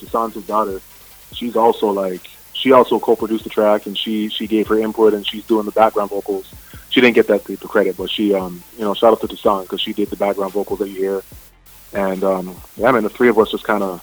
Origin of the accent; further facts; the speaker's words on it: Canada; growing up in Canada, there's a huge Caribbean population here, and I myself from Caribbean background